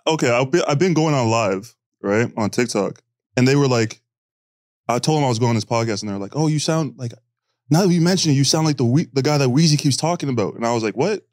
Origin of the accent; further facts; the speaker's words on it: Canada; moved away; I'm from Canada